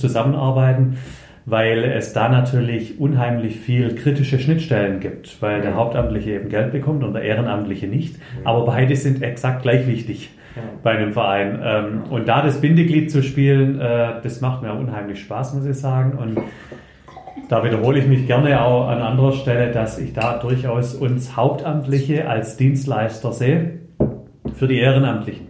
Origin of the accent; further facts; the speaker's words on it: Herrenberg, Baden-Württemberg, Germany; also born or lived in United States / Allgäu / Würzburg; ich habe äh, eigentlich mein ganzes Leben in Herrenberg beziehungsweise im schönsten Teilort Herrenbergs, nämlich in Abstedt, verbracht